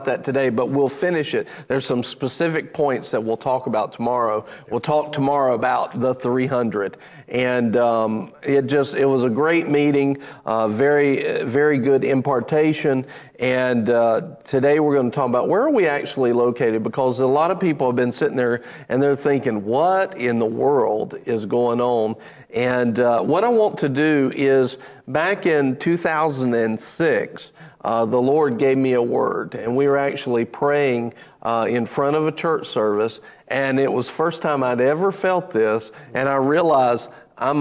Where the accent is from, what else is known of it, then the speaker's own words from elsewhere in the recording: United States; I'm American